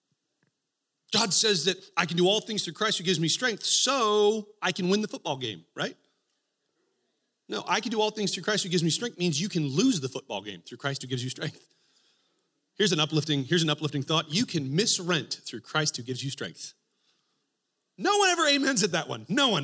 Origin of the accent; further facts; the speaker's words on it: Texas, United States; now in Spokane, United States; I grew up in Texas